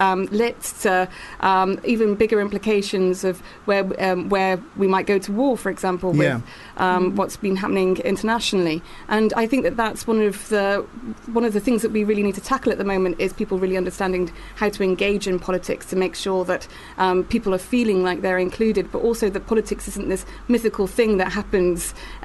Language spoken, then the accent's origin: English; Newport, Wales, United Kingdom; moved away; Yeah, I'm from Wales. So I was from Newport in South Wales.